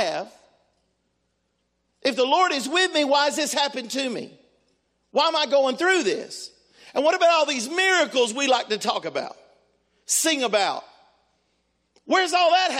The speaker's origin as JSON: {"language": "English", "region": "Texas", "country": "United States", "tie": "born or raised there", "moved": "yes", "lives_now": "Tennessee, United States", "said": "I'm a Texan. I was born in Texas"}